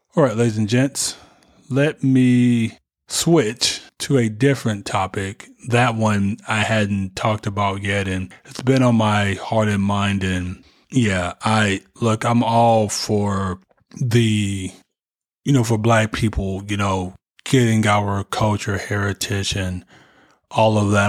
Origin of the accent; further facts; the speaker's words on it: United States; we are American, even though we were born here